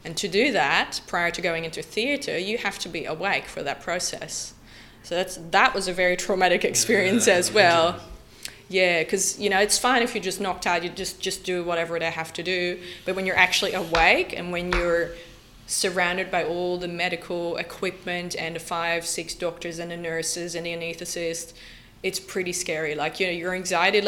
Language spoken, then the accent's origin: English; Netherlands; moved away as an adult; I'm originally from the Netherlands and I've moved here about 10 years ago